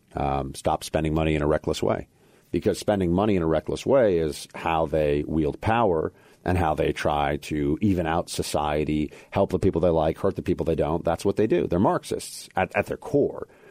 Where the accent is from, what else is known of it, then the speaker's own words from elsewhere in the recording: New York City, New York, United States; I'm from Manhattan, New York City